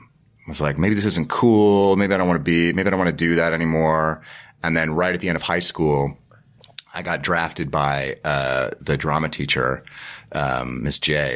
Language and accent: English; Guerneville, California, United States; I grew up in Northern California. I grew up in a little town called Guerneville in Sonoma County.